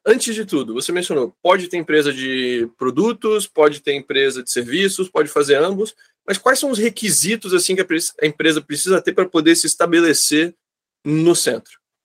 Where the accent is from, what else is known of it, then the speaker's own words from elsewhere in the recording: Brazil; nós brasileiros